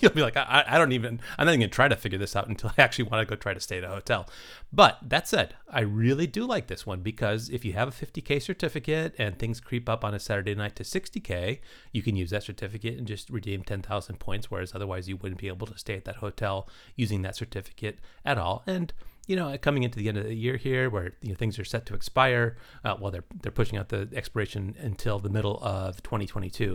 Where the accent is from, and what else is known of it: United States